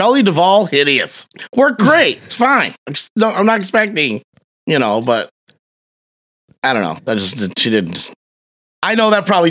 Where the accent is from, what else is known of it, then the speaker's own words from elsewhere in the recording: Costa Rica; I didn't. I'm from Costa Rica. I was disappointed.